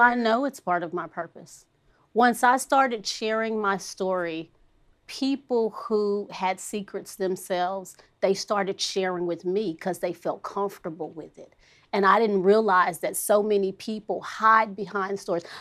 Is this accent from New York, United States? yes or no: no; Fort Worth, Texas, United States; I am from Fort Worth, Texas